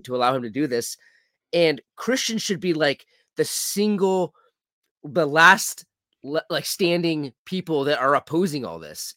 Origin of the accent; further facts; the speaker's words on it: California, United States; I grew up in California